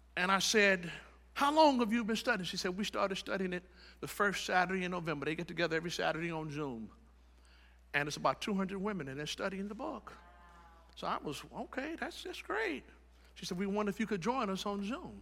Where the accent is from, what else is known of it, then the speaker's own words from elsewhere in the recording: Chicago, Illinois, United States; now in Tampa Bay area, United States; I'm from Chicago.